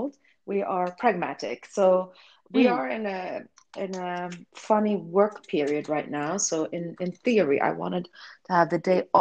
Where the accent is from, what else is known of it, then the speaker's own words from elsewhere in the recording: Sweden; moved away; I grew up in Sweden